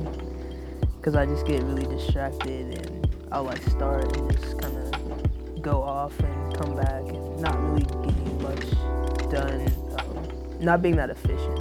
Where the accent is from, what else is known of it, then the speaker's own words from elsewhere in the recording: Oakland, California, United States; I'm from Oakland, California